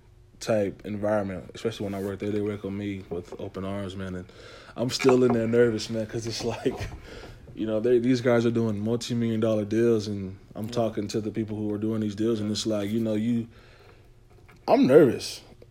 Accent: North Carolina, United States; I'm from North Carolina

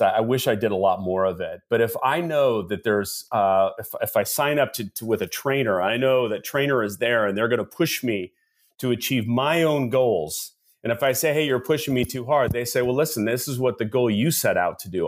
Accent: Seattle, Washington, United States; I am actually born and raised in Seattle, Washington

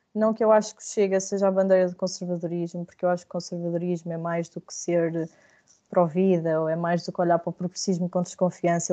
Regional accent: Viseu, Centro, Portugal; Viseu porque é o sítio onde eu cresci

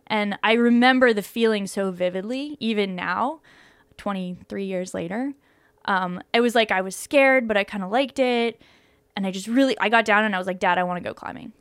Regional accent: Boulder, Colorado, United States; I grew up in Boulder, Colorado

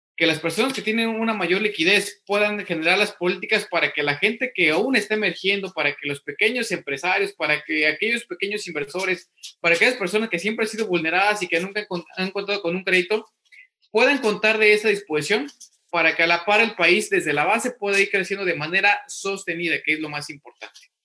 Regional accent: Mexico; now in United States; somos mexicanos, somos mexicanos y como mexicanos, estando en México, estando en el extranjero

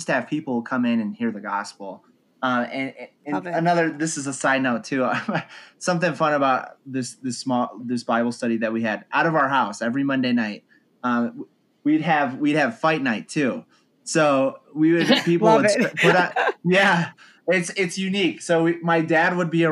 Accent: Colorado Springs, Colorado, United States; I am from Colorado Springs, Colorado

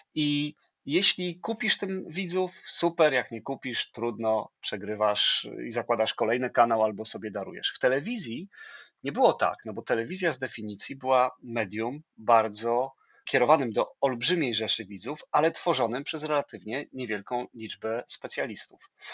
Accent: Płock, Masovian Voivodeship, Poland; moved away; pracowałem w lokalnym radiu, będąc licealistą, bo jestem z Płocka

